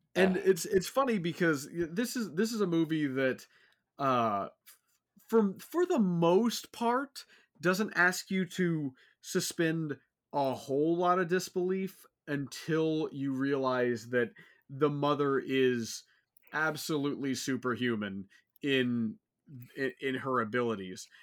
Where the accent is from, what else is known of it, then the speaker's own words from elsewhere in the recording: Houston, Texas, United States; I'm from Houston